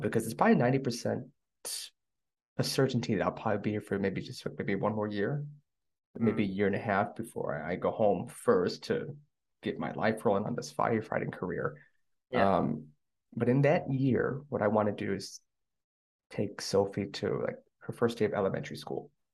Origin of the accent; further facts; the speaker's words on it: United States; moved away as an adult; now in South Korea; I'm American